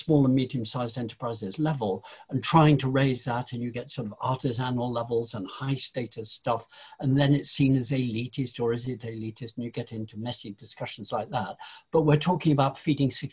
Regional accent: Lincolnshire, East Midlands, United Kingdom; I was born in Lincolnshire, you know, which is the Fens

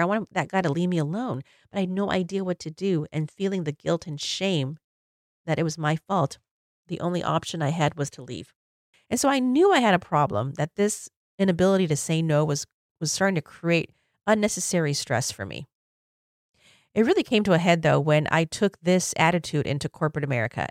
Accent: Illinois, United States; moved away; we went to Illinois, my hometown

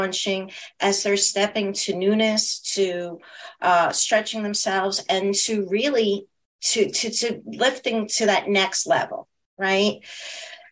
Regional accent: New York, United States; I am a New Yorker

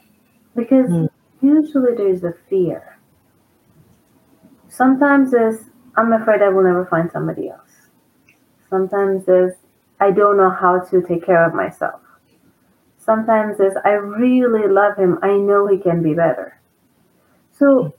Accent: Iran; now in Southern California, United States; I'm from Iran, and Iran is controlled by a very horribly cruel dictatorship

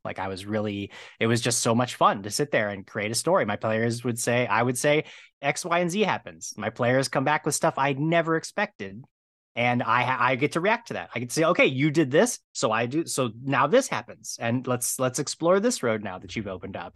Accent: Medina, Ohio, United States; now in Los Angeles, United States; Right now, I'm in, uh, Los Angeles, but I grew up in Ohio

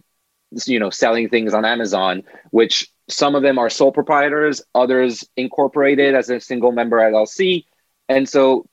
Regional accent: France; moved away as an adult; now in United States; I come from France

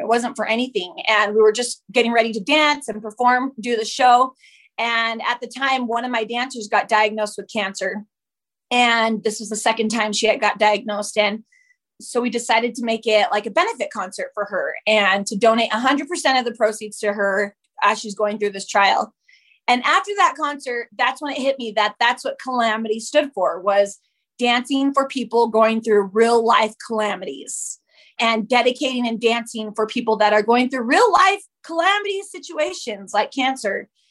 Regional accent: Utah, United States; also born or lived in Whittier, California; I claim Utah as my home. That's where I was mostly raised there

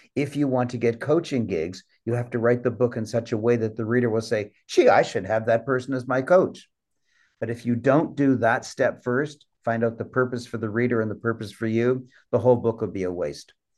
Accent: Canada; I'm a Canadian

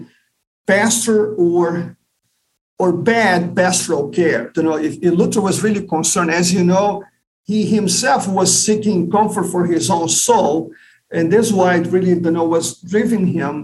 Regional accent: Brazil; also born or lived in São Paulo, Brazil / Rio de Janeiro, Brazil / Texas, United States; now in St. Louis, United States; So I was born and raised in Brazil, like you pointed out. So I was born in São Paulo, which is southeast of Brazil. And my dad retired early. We moved to Rio de Janeiro

